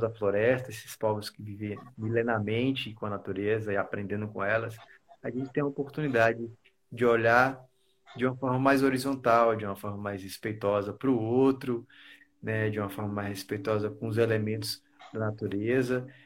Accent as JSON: {"language": "Portuguese", "town": "Taquaralto", "region": "Tocantins", "country": "Brazil", "tie": "born or raised there", "also_born_or_lived": "Miracema", "said": "gente se conheceu quando era infância lá em Tacoralto, no período de, de criação do estado de Tocantins. A gente veio de Miracema e foi para Tacoralto."}